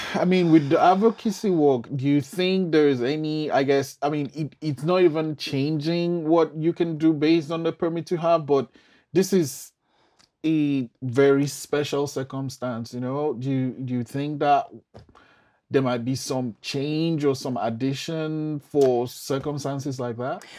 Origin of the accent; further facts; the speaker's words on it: Nigeria; I'm from Nigeria